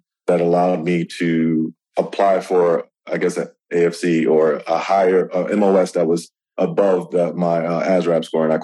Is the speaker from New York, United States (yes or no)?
yes; New York City, New York, United States; I'm from New York, New York City.